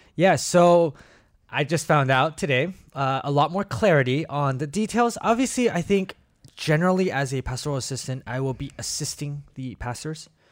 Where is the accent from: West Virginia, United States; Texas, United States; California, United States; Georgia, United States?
California, United States; Bay Area; moved away as an adult; also born or lived in Korea / Kansas City, Missouri; now in Portland, United States; we came to, uh, the Bay Area and did kindergarten to, uh, high school, public school